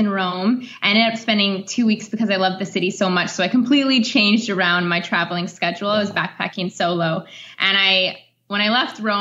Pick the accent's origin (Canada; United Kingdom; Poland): Canada; moved away as an adult; now in Italy; I do have basic French being Canadian. It's our second language